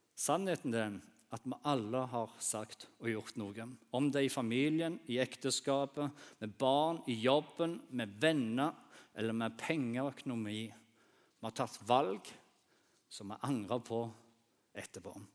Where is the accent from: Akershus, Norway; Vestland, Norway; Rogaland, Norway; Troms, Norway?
Rogaland, Norway; Bryne; jeg vokste opp eh, på Bryne